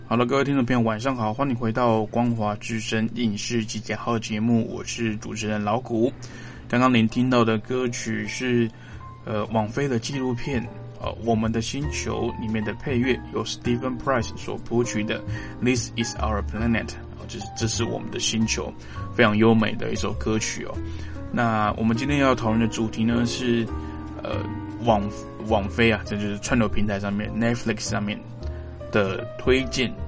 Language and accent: Chinese; Taiwan; 我是从民主社会出来的